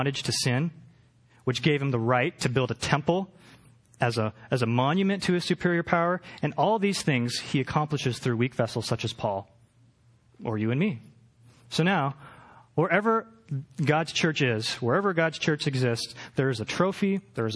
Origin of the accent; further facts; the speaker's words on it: Portland, Oregon, United States; now in Los Angeles, United States; I'm from Portland